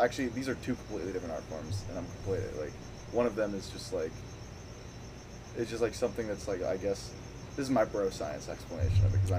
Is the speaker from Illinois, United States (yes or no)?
no; Scottsdale, Arizona, United States; I grew up in Scottsdale.